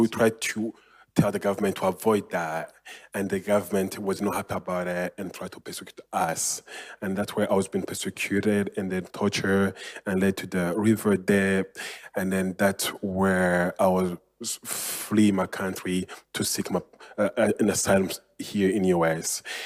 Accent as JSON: {"language": "English", "country": "Burundi", "tie": "born or raised there", "second_language": "English", "moved": "as an adult", "lives_now": "Austin, United States", "said": "I was born in Burundi and then grew up in Burundi"}